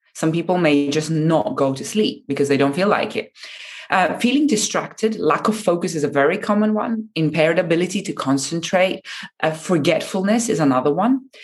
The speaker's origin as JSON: {"language": "English", "country": "Japan", "said": "in Japan, very dear to me, um, my home country"}